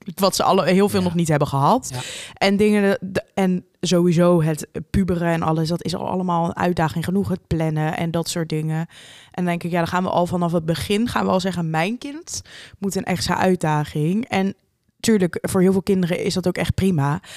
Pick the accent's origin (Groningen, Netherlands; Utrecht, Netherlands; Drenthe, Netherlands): Utrecht, Netherlands; Amersfoort; wij komen uit Amersfoort